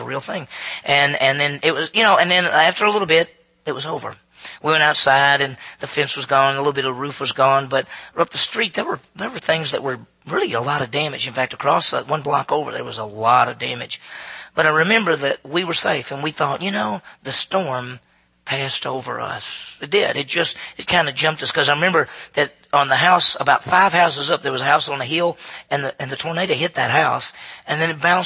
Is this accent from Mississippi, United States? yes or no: yes; Meridian, Mississippi, United States; my hometown of Meridian, Mississippi, 40,000 people.